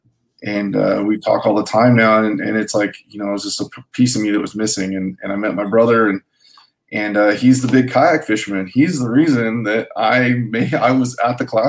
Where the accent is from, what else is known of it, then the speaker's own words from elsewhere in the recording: Salinas, California, United States; moved away as an adult; I grew up in Salinas, which is near Monterey